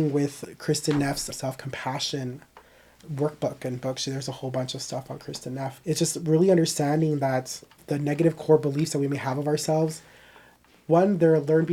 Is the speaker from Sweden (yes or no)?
no; Mexico; I grew up in Mexico